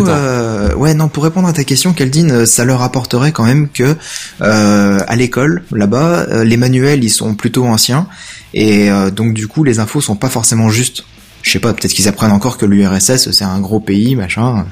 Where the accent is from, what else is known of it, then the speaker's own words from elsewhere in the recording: France; les villages chez nous en France